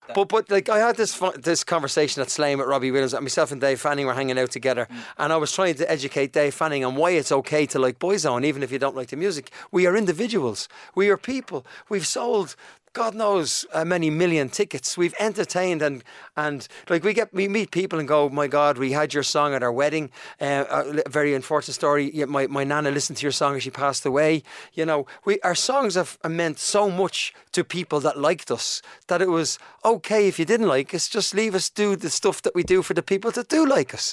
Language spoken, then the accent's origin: English; Dublin, Leinster, Ireland; accent: Dublin; moved away as an adult; also born or lived in United Kingdom; Shane and I grew up in Donnamid.